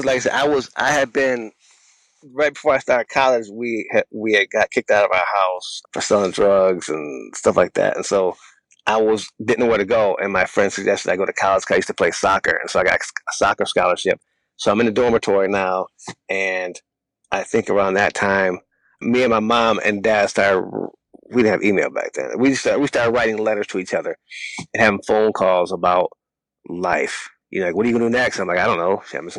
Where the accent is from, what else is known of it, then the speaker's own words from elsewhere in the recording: United States; I saw nothing positive about being African American.